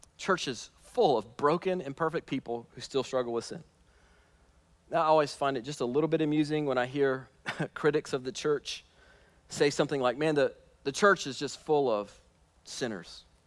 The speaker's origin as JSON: {"language": "English", "country": "United States", "said": "us as American Christians living in the year twenty twenty"}